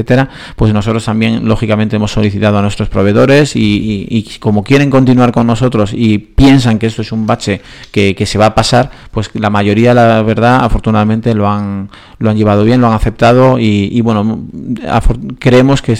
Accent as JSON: {"language": "Spanish", "country": "Spain"}